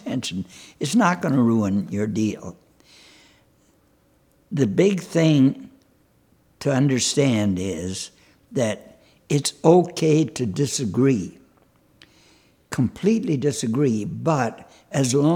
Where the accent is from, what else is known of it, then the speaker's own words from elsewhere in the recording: Charleston, South Carolina, United States; Charleston, South Carolina